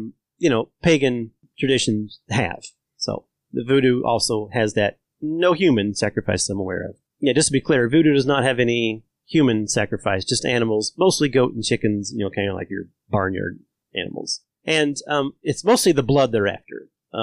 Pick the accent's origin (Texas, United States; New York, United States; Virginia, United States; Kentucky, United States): Kentucky, United States; Eastern; I'm from Eastern Kentucky.